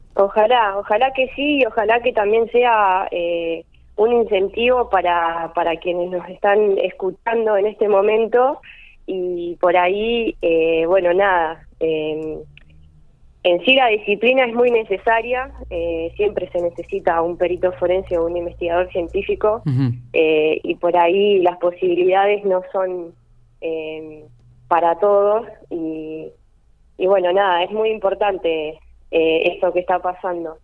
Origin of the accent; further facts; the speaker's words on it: Carlos Tejedor, Buenos Aires Province, Argentina; moved away as an adult; now in González Moreno, Argentina; Soy de Carlos Tejedor